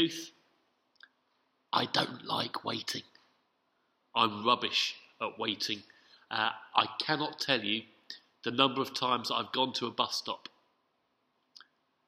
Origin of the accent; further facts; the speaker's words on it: London, United Kingdom; as a Londoner